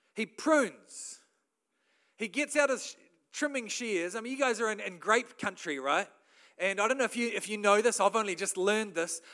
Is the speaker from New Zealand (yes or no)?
yes; New Zealand; as a Kiwi bloke